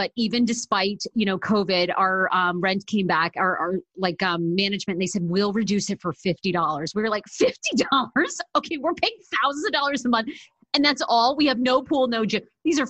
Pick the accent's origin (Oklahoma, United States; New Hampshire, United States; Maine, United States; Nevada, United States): Maine, United States; moved away as an adult; also born or lived in Massachusetts / Washington, D.C.; people always think I'm from New Jersey. And I'm like, no, I'm actually from Maine. So I grew up there and went to college in Massachusetts.